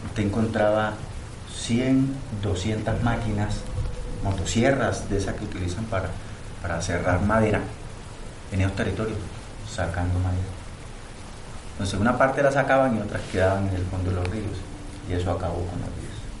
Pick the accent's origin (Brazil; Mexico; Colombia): Colombia; Bajo Atrato, Chocó; Yo nací en el municipio de Uribe, hacia el norte, pero me crié en el Bajo Atrato, en el municipio de Río